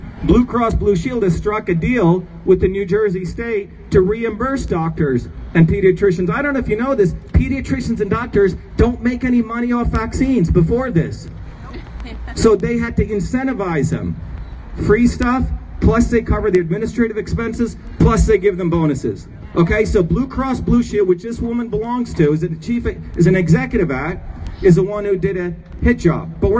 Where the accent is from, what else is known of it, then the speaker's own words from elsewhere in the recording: India; When I grew up in India, you'd have these politicians, Hindu politicians, who'd go among Hindus and Muslims who are living well